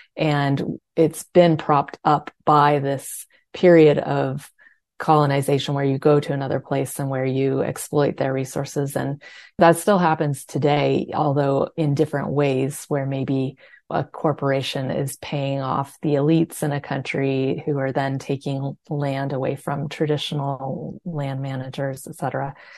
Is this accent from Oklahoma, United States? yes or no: no; California, United States; I grew up in California, where water is kind of an obsession of everyone